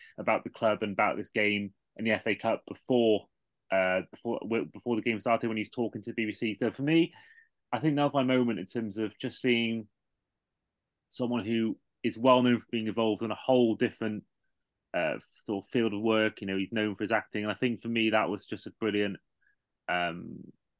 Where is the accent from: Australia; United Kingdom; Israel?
United Kingdom; Cardiff, Wales; I was born in Cardiff and live an hour away